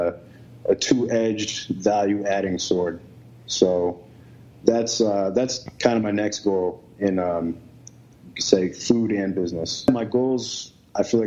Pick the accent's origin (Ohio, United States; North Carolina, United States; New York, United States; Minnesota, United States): New York, United States; now in Boston, United States; As a New Yorker